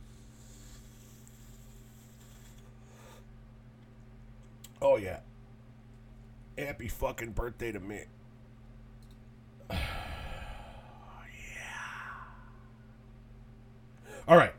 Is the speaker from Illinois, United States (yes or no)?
yes; Melrose Park, Illinois, United States; I was born on May 13th, 1972 at Gottlieb Hospital in Melrose Park, Illinois